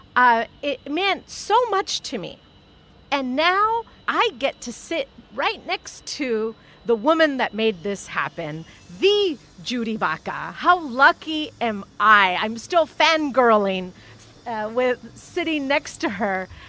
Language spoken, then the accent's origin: English; Los Angeles, California, United States; I grew up in Pacoima, a little bit north of here